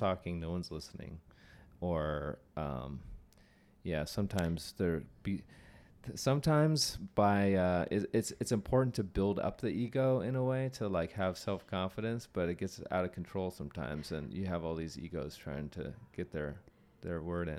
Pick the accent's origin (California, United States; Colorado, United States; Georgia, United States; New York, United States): California, United States; Bay Area, Silicon Valley; I grew up in the, in the Bay Area in Silicon Valley